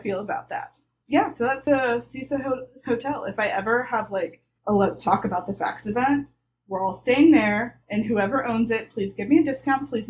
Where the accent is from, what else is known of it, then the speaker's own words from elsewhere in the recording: the South, United States; I grew up in the South